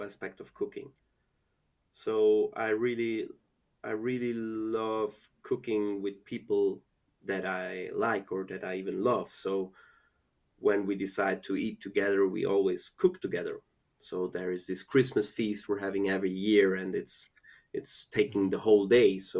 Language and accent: English; Zurich, Switzerland; I grew up in Zurich, went to school in Zurich, and mostly also worked in the Zurich area.